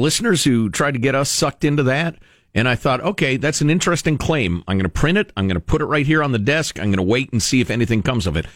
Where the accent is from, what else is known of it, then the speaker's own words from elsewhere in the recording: United States; with my assumptions as an American